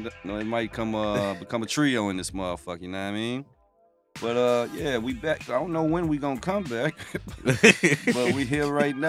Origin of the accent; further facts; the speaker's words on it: Memphis, Tennessee, United States; So I'm from West Tennessee.